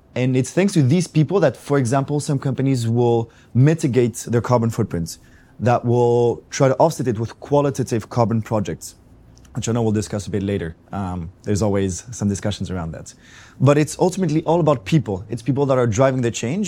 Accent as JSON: {"language": "English", "town": "Athens", "region": "Attica", "country": "Greece", "said": "I come from Greece, from Athens."}